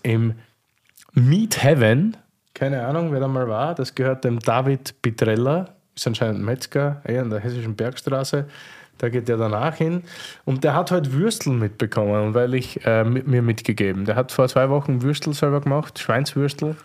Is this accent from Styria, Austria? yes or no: no; near Eisenberg, South Burgenland, Austria; moved away; ich komme dort aus der Nähe her